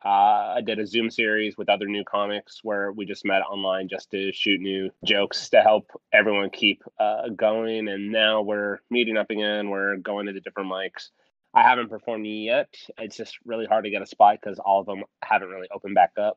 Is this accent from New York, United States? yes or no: no; Tampa, Florida, United States; moved away as an adult; now in Arlington, Virginia, United States; I'm currently in Arlington, Virginia, and originally from Tampa